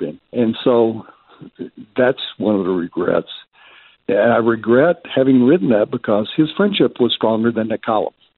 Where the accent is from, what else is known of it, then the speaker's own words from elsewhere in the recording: Memphis, Tennessee, United States; moved away as an adult; now in Denver, United States; I grew up in Tennessee